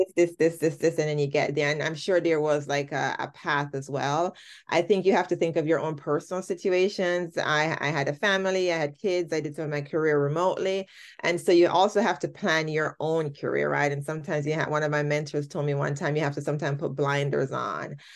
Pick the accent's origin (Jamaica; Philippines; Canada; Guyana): Jamaica; moved away as an adult; I, I am Jamaican. I started my career in Jamaica, did most of my schooling in Jamaica